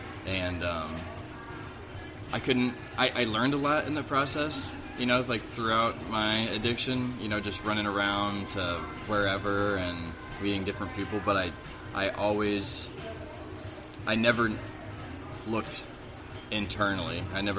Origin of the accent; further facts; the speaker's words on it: Farmington, Missouri, United States; I'm from Farmington, yes.